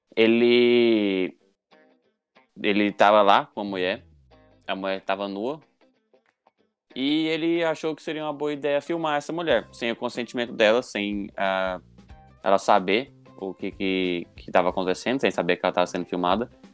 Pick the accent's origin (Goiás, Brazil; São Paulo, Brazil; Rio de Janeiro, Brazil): Goiás, Brazil; Goiânia; a gente é de Goiânia